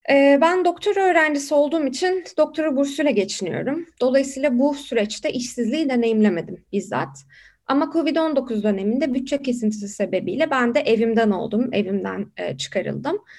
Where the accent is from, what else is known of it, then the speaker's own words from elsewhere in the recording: Turkey; Biri e, Pekin artı 25 küresel gençlik görev gücüne e, üye olan e, tek e, Türk'üm.